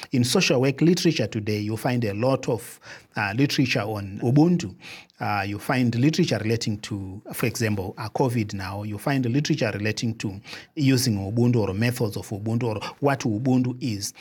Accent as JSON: {"language": "English", "country": "Zimbabwe", "said": "I come from Zimbabwe"}